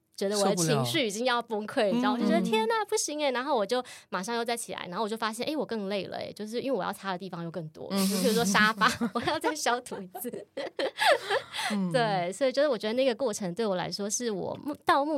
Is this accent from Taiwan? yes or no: yes; Chiayi, Taiwan; moved away; 因为我是嘉义人，